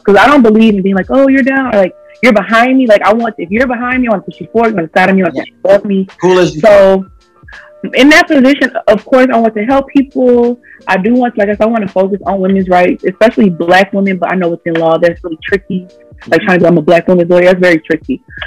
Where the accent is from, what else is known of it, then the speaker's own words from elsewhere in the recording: Montgomery, Alabama, United States; I was raised in Montgomery